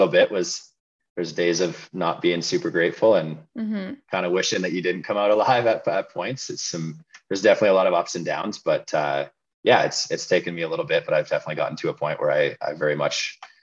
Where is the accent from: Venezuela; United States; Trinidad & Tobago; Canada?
Canada; Williams Lake, British Columbia; also born or lived in Vancouver / Prince George; now in Kelowna, Canada; I grew up in Williams Lake, BC, until I was about 18.